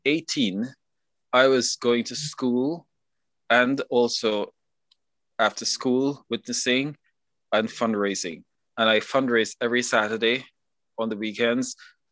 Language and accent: English; Guyana; So growing up in Guyana, you are you know, we did nothing else but that.